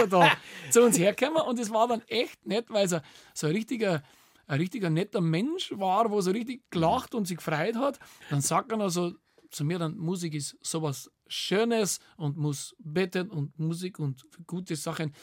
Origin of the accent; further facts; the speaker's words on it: Bavaria, Germany; bei uns in Bayern